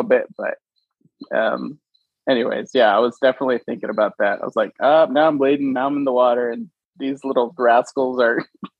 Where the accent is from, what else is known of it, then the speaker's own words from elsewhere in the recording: Venezuela; So, born and raised in Venezuela, South America, way South Venezuela.